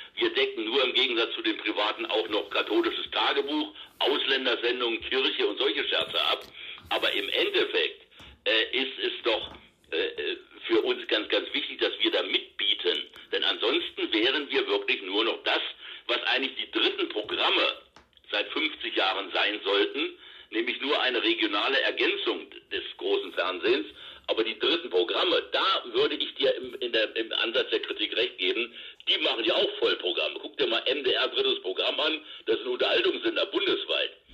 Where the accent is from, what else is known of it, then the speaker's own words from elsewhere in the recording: Osterode, Einbeck, Lower Saxony, Germany; now in Rhein-Main area, Germany; in meiner Heimat oben in Niedersachsen, Osterode, Einbeck